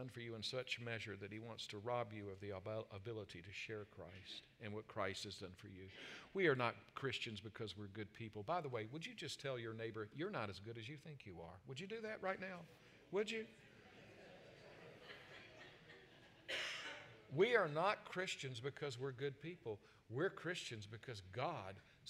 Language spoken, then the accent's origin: English; South Carolina, United States; moved away; I'm from South Carolina